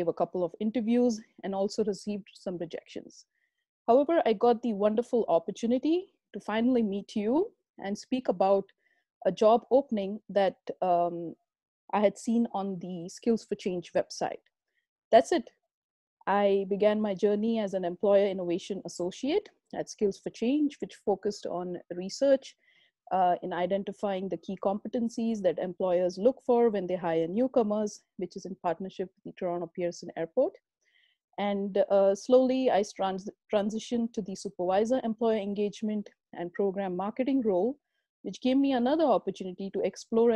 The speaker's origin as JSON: {"language": "English", "town": "Pune", "region": "Maharashtra", "country": "India", "also_born_or_lived": "Germany", "moved": "as an adult", "lives_now": "Canada", "said": "I am an Indian at heart and come from Pune, a beautiful city in the state of Maharashtra"}